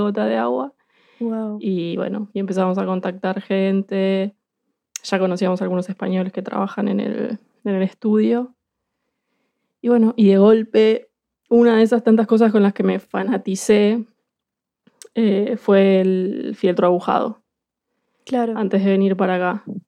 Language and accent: Spanish; Buenos Aires, Argentina; moved away as an adult; now in Bristol, United Kingdom; soy porteña, soy de Buenos Aires